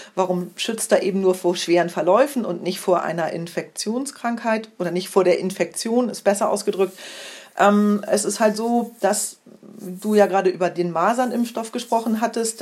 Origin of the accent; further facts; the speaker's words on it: Germany; bei uns in Deutschland